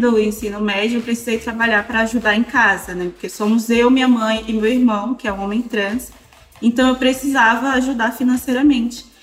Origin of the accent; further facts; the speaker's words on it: Maranhão, Brazil; moved away; also born or lived in Santa Catarina; do Maranhão, que é de onde eu nasci